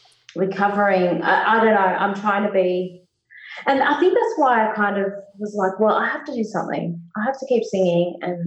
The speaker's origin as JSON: {"language": "English", "town": "Rooty Hill", "region": "New South Wales", "country": "Australia", "tie": "born or raised there", "said": "because in Rudy Hill, like, growing up in the West, back in the 80s and 90s, it just felt like you were so far removed from any music or like live acts, or it wasn't around."}